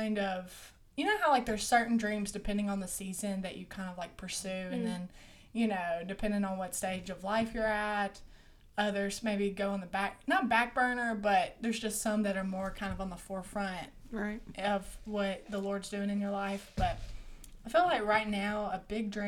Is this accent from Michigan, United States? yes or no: no; Monroe, Louisiana, United States; I'm from Monroe, Louisiana. I'm not from Caldwell, like these two guys